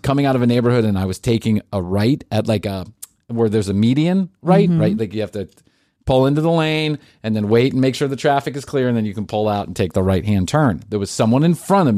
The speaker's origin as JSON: {"language": "English", "town": "Atlanta", "region": "Georgia", "country": "United States", "tie": "born or raised there", "said": "I grew up in Atlanta"}